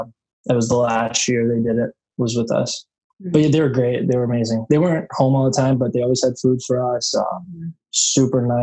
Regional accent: Buffalo, New York, United States; I'm some scrub from Buffalo

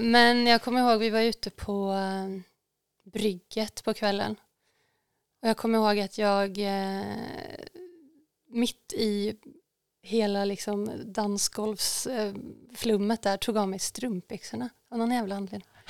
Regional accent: Tidaholm, Västra Götaland, Sweden; now in Stockholm, Sweden; vi bodde ju, uh, men, var fan bodde vi? Men vid Hyltasjön, om folk vet vart det ligger. Ja. Det, upp, det är uppe i skogen, uppe på Hökensås

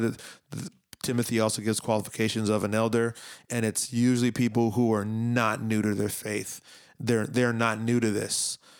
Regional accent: Miami, Florida, United States; I grew up in Miami

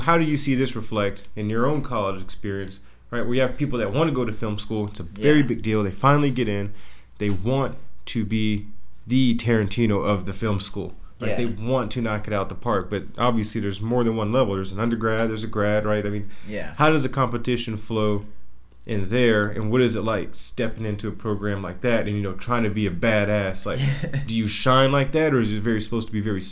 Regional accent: Central Florida, United States; I'm from Central Florida

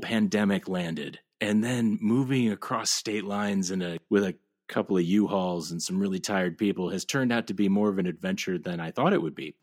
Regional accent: Ohio, United States; moved away as an adult; My, my little family has picked up and moved back to my hometown

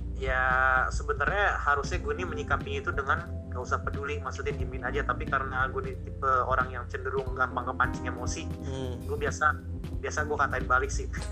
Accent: Indonesia; kita kan dari Indonesia

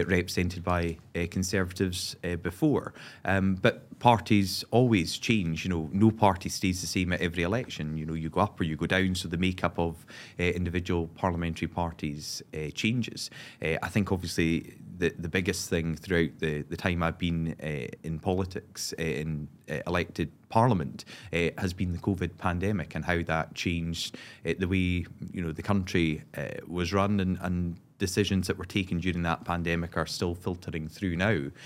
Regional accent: Moray, Scotland, United Kingdom; my home area

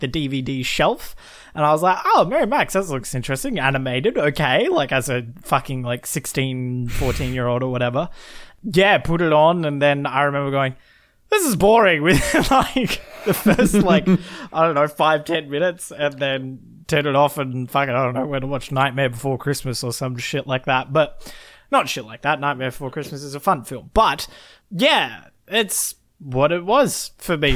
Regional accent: Australia; we're both Australian.

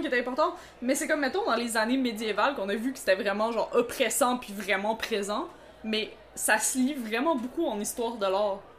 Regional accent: Montreal, Quebec, Canada; on a été élevés à Montréal-Nord

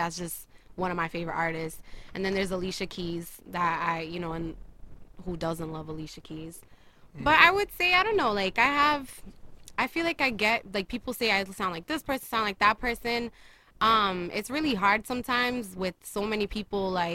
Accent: Maryland, United States; moved away as an adult; also born or lived in Portugal / Boston; I lived in Maryland for most of my life, and then I moved out here like about 4 years ago

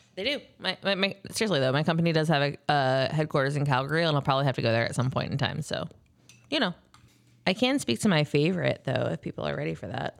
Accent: Cincinnati, Ohio, United States; moved away; when I was growing up in Cincinnati

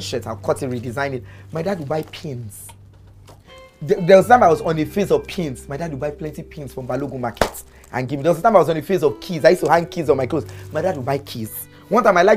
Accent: Lagos, Nigeria; also born or lived in Hamburg, Germany; I grew up on Bonuwe in Alagomechi

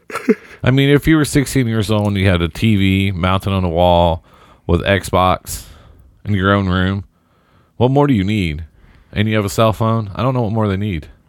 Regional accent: Seymour, Indiana, United States; my hometown of Seymour

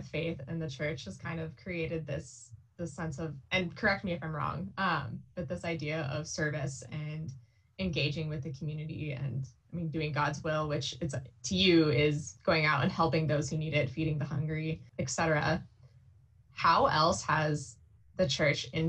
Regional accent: Columbia Falls, Montana, United States; I grew up in Columbia Falls, Montana

